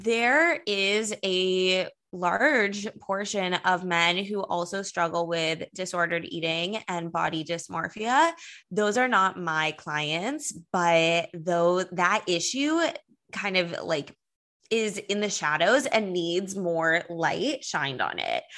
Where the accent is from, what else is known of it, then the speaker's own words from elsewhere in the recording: Los Angeles, California, United States; now in New York City, United States; I'm from Los Angeles